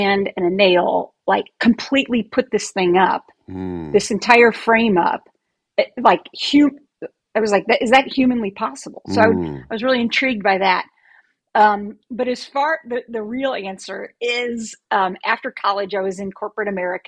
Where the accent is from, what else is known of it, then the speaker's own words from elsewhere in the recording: Ohio, United States; I grew up in Ohio.